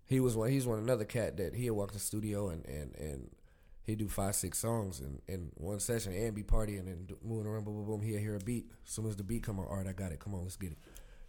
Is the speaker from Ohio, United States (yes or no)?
yes; Ohio, United States; I'm from Ohio.